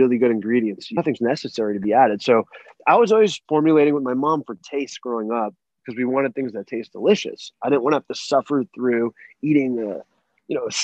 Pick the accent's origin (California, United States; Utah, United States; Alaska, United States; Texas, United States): California, United States; Los Angeles; born or raised there